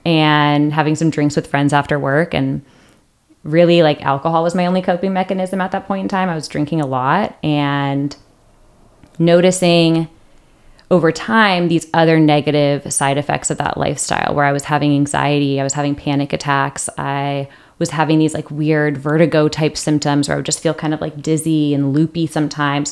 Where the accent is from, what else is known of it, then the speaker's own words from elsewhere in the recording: Seattle, Washington, United States; moved away as an adult; now in San Diego, United States; I grew up in Seattle.